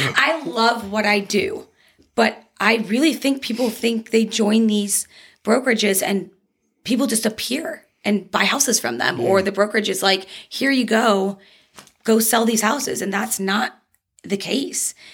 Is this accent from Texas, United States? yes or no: yes; Dallas, Texas, United States; moved away as an adult; also born or lived in Bridgeport, Connecticut; now in Arizona, United States; I was born in Bridgeport, Connecticut, but okay. I spent most of my life in Dallas. Um, I moved here in 2013.